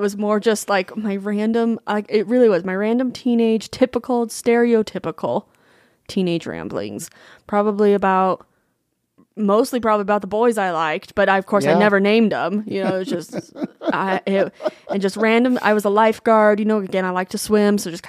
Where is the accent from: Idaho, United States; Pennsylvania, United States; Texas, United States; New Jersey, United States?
Idaho, United States; Coeur d'Alene; now in Utah, United States; Well, I am from Coeur d'Alene, Idaho.